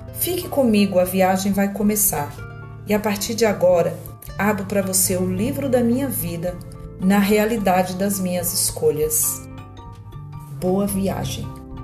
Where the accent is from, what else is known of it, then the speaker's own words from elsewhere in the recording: São Paulo, Brazil; tenho 49 anos, sou de São Paulo, mas atualmente moro no interior.